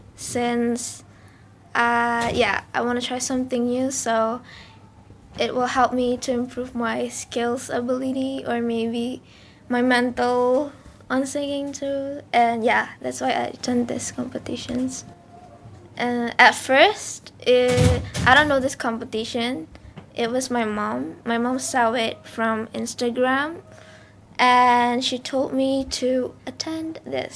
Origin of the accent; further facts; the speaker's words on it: Denpasar, Bali, Indonesia; English is a second language; I'm from Bali